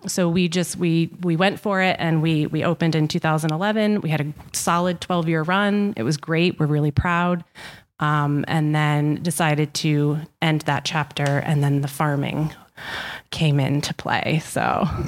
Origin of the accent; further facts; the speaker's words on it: Ashaway, Rhode Island, United States; also born or lived in Westerly, Rhode Island; I grew up in Ashaway, so I am a Charger turned bulldog